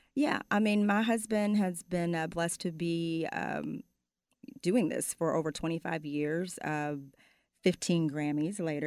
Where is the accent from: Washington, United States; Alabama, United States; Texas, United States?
Texas, United States; Arlington; also born or lived in Fort Worth, Texas; I was born and raised there, and moved to Arlington by the fourth grade